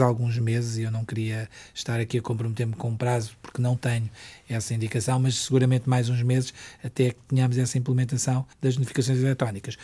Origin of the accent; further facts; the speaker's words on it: Portugal; also born or lived in Macau; como português